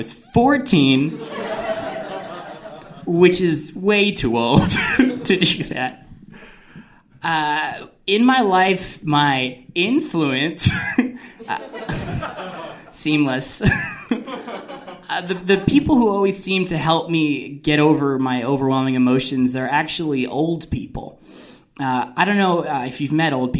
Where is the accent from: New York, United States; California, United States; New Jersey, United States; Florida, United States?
New Jersey, United States; I'm from New Jersey, which is a place where we take all of our emotions and we put it in one pizza